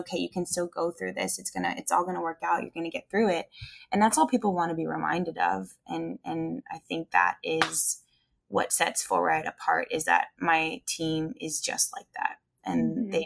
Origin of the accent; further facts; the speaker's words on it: Canada; now in Nashville, United States; I'm a Canadian ex-ski racer living in Nashville, Tennessee, running a spin studio.